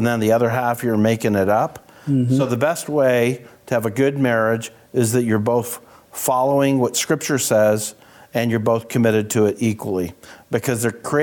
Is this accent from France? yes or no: no; Canada; I'm a Canadian